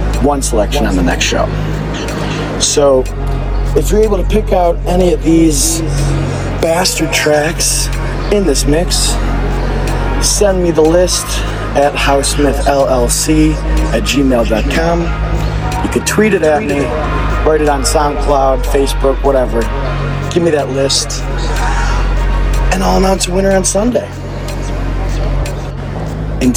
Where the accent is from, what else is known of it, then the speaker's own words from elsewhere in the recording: Detroit, Michigan, United States; moved away; my hometown, the birthplace of techno, the city that hosted MJ Stein, John Deich, and myself this last weekend, the city of Detroit